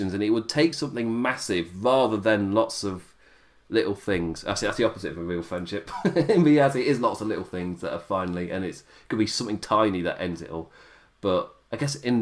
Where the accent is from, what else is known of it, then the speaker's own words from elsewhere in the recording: England, United Kingdom; as an Englishman